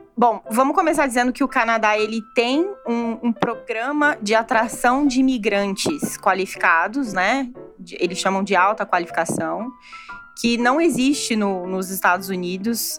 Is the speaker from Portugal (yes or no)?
no; Brazil; nós como brasileiros